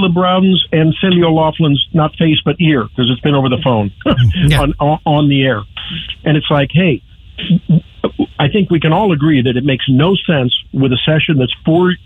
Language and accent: English; St. Louis, Missouri, United States; moved away as an adult; now in Columbia, United States; my hometown, St. Louis